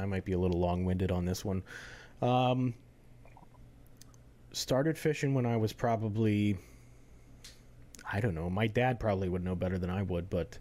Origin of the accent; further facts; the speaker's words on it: Florida, United States; moved away; also born or lived in North Carolina; born and raised in Florida, just like you are. Lived in North Carolina for a little while, about 10 years, and then came back